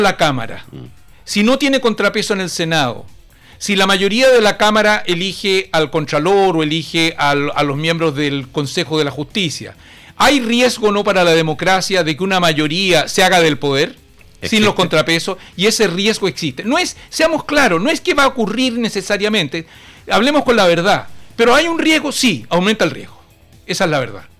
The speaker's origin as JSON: {"language": "Spanish", "country": "Chile", "said": "en mi país, en nuestro Chile"}